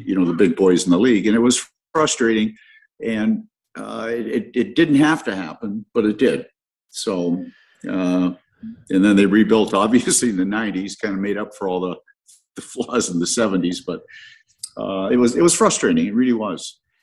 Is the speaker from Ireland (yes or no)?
no; Stratford, Ontario, Canada; as a kid growing up in Stratford